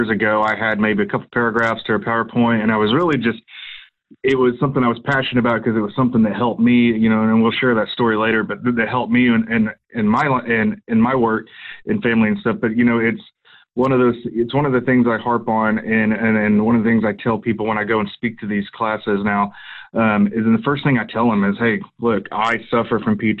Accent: Pottawatomie County, Oklahoma, United States; also born or lived in Pushmataha County, Oklahoma; I moved back to my hometown and got out of it for a couple of years, but I always wanted to get back into it, and was fortunate enough to get with one of the lieutenants that works at the sheriff's office up here

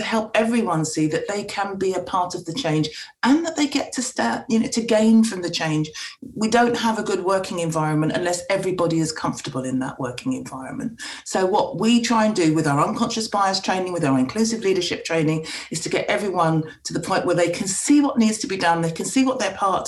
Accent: England, United Kingdom; I'm a black woman growing up in England

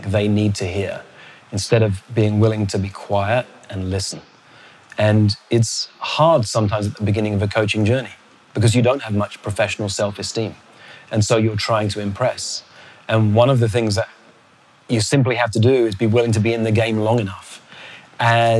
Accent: London, United Kingdom; also born or lived in Botswana; I come from London where we have double-decker buses.

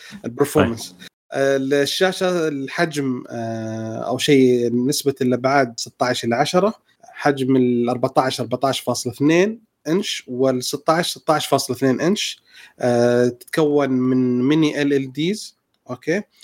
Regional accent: Saudi Arabia; عندنا في السعودية

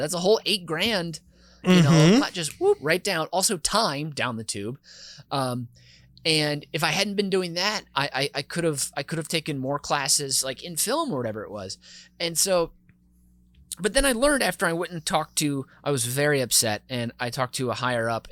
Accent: Minnesota, United States; as a Minnesotan

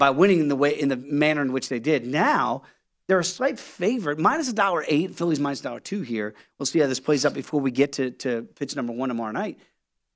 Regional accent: Virginia, United States; I'm from the Commonwealth of Virginia

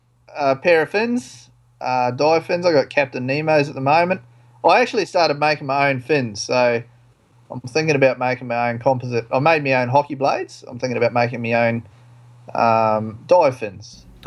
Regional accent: New Zealand; now in Australia; I am a Kiwi, so I've never found North Queensland cold, so I've never had a wetsuit.

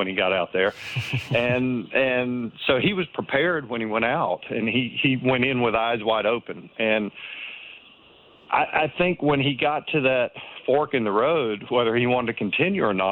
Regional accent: Eastern North Carolina, United States; I grew up in Eastern North Carolina and, a little town, 45,000 people in Eastern North Carolina.

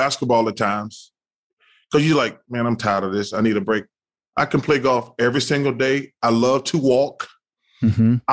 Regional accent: Alabama, United States; Growing up in Alabama, it's nothing but lakes and ponds.

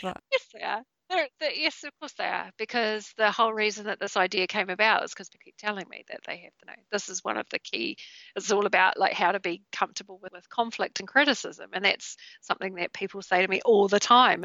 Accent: New Zealand; in Christchurch in New Zealand, and my home country

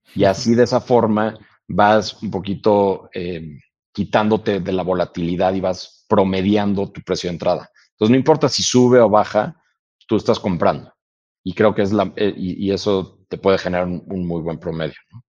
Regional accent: Mexico; also born or lived in United States; todos nosotros como mexicanos

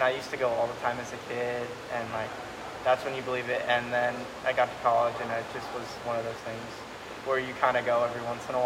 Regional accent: Connecticut, United States; moved away; I'm from Connecticut

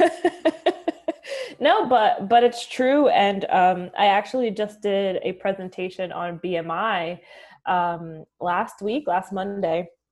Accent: Philadelphia, Pennsylvania, United States; also born or lived in Dominican Republic; growing up in Philly

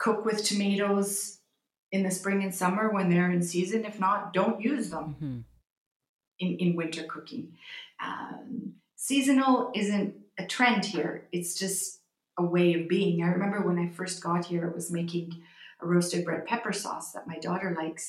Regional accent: Canada; I said, "Right, excuse me, I'm sorry, I come from Canada. We have everything all throughout the year."

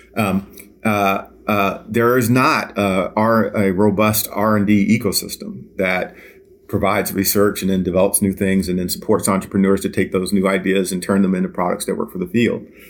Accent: Washington, District of Columbia, United States; moved away as an adult; I actually am born and raised in Washington, D C. I grew up in Southeast D C

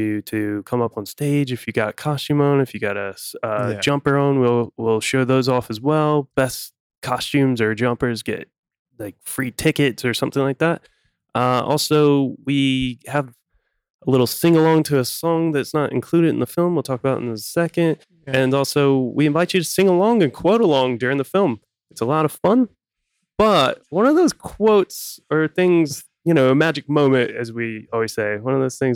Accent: United States; now in London, United Kingdom; I'm from America

